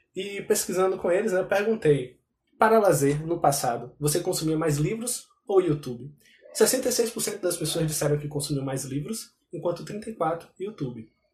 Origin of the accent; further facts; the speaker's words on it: Brazil; enquanto brasileiros